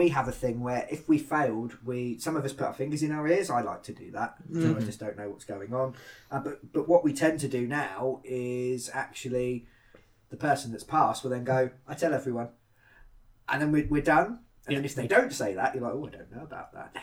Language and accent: English; United Kingdom; being British